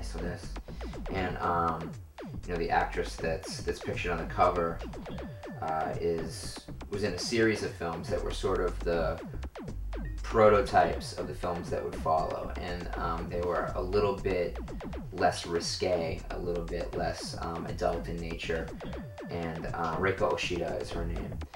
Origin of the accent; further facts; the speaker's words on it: Lynn, Massachusetts, United States; now in Los Angeles, United States; my hometown, Lynn, Massachusetts